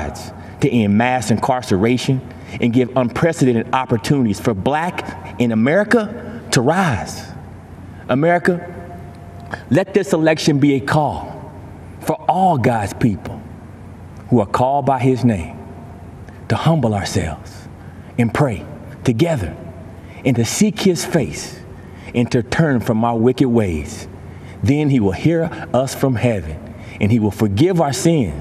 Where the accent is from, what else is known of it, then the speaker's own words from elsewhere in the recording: Texas, United States; I grew up in Gravon, Texas